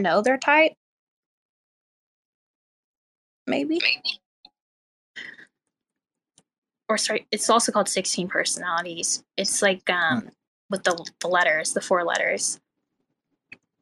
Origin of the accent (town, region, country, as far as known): Missouri, United States